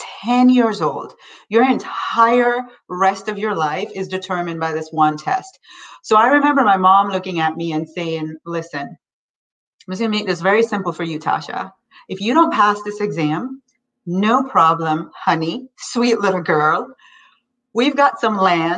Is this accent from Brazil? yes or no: no; Kingston, Jamaica; moved away as an adult; now in United States; I grew up in Kingston